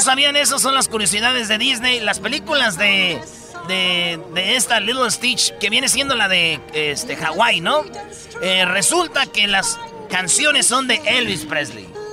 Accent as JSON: {"language": "Spanish", "region": "Michoacán", "country": "Mexico", "said": "Yo soy de Michoacán y allá les decimos espadas"}